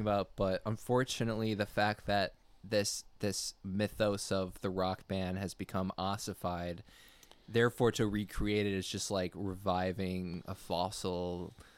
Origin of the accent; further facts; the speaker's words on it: United States; I'm strictly American of French descent